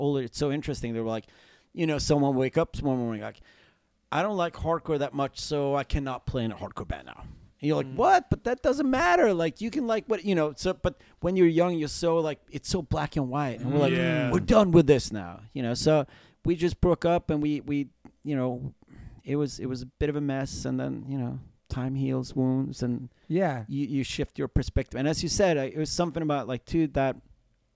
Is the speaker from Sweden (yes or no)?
yes; Sweden; we're a band from Sweden.